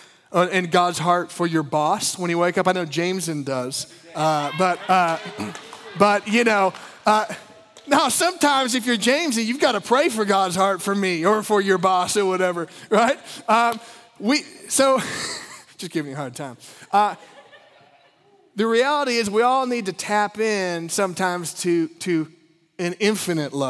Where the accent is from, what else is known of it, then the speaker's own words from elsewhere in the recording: Midwest, United States; I grew up in the Midwest